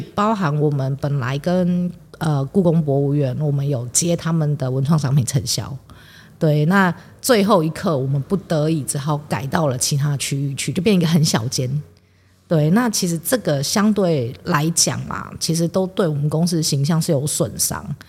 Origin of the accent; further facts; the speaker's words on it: Taipei, Taiwan; moved away as an adult; now in Tainan, Taiwan; 我是台北人